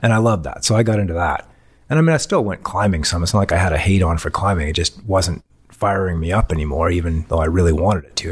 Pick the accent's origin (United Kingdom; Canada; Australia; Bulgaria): Canada; Canadian Rockies; also born or lived in Europe / Salt Lake City, Utah, United States / Boulder, Colorado, United States; I grew up in the Canadian Rockies